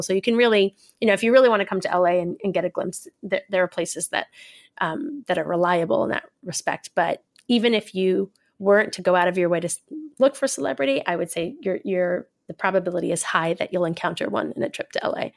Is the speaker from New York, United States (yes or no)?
yes; New York, United States; moved away as an adult; now in Los Angeles, United States; I come from New York